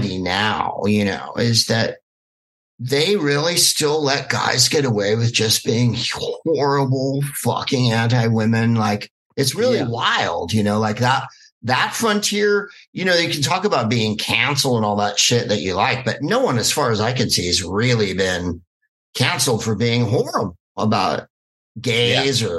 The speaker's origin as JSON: {"language": "English", "area": "Bay Area", "region": "California", "country": "United States", "accent": "Bay Area", "said": "I'm from California, you can hear by my accent. I have a hella Bay Area accent"}